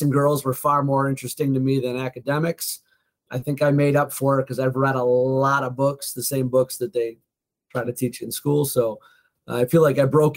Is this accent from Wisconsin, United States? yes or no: no; Oakbrook Terrace, Illinois, United States; I was born in Oak Brook Terrace, which is about a suburb about 20 minutes outside of Chicago. Middle class at best, blue collar